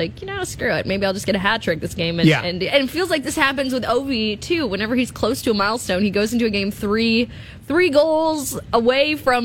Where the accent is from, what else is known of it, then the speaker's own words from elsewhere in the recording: Thunder Bay, Ontario, Canada; moved away; I'm from Thunder Bay